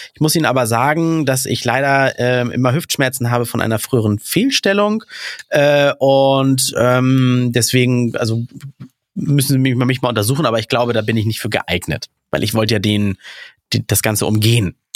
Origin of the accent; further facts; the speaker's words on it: Hamburg, Germany; hier in Duvenstedt, wo ich aufgewachsen bin